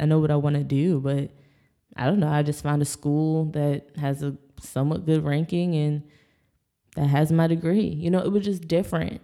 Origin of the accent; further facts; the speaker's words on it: Bel Air, Maryland, United States; moved away; also born or lived in Texas; I grew up in Bel Air, Maryland